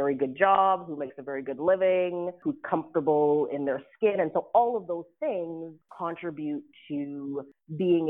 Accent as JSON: {"language": "English", "town": "Ottawa", "region": "Ontario", "country": "Canada", "tie": "born or raised there", "moved": "as an adult", "lives_now": "Atlanta, United States", "said": "I was born and raised in Ottawa, Ontario, to two parents who immigrated to Canada when they were teenagers"}